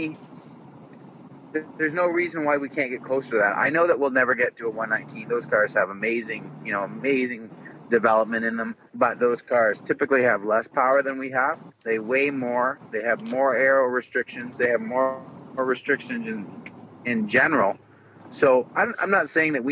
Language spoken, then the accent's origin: English; Canada; I'm Canadian.